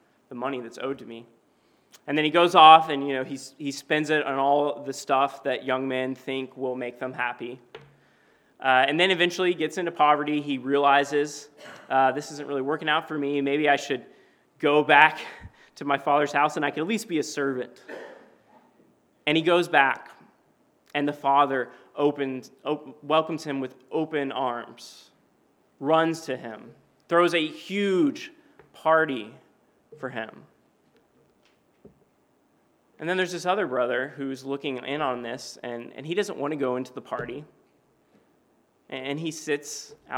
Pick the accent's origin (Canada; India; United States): United States; Knoxville, Tennessee; moved away; my hometown of Knoxville, Tennessee